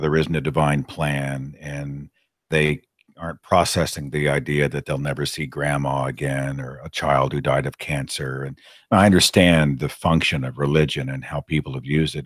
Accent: the Bible Belt, United States; I happen to be born into a Christian home in the middle of the Bible Belt U S

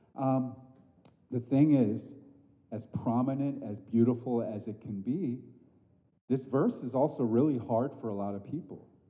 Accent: United States; an Asian American growing up in this country, born and bred

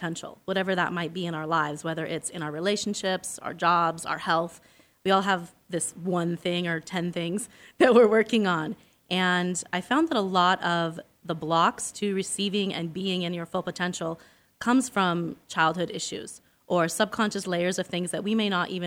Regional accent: Arizona, United States; I'm actually from Arizona.

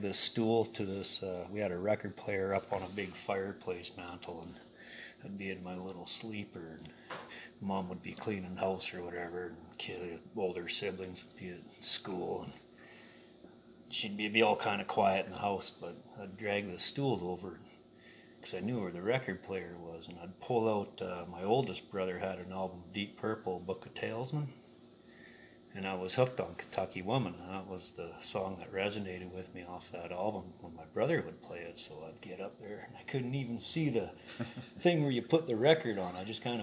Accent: Canal Flats, British Columbia, Canada; I'm from Canal Flats, BC

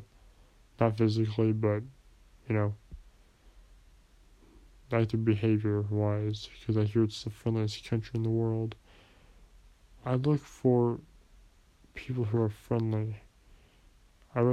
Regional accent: United States; me being an American citizen

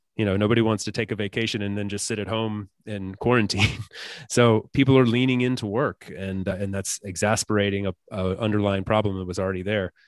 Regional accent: United States; as an American

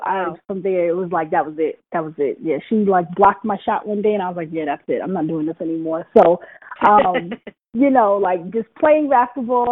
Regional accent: New York City, New York, United States; also born or lived in Brooklyn; So I was born in Brooklyn, raised in Queens.

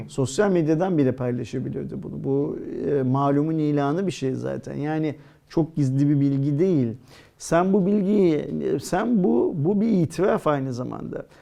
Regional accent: Turkey; biz Türk halkı olarak

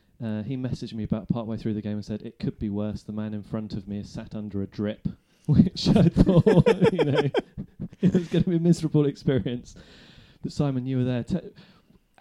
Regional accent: Bath, South West England, United Kingdom; I grew up in Bath

